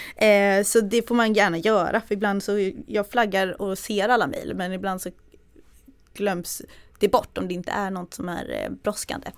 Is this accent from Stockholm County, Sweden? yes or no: no; Växjö, Kronoberg County, Sweden; jag är från Småland, från Växjö, eller utanför Växjö.